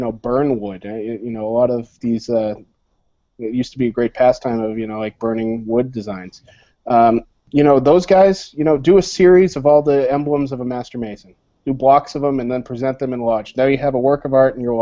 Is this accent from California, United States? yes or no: no; Concord, Massachusetts, United States; I grew up in Concord, Massachusetts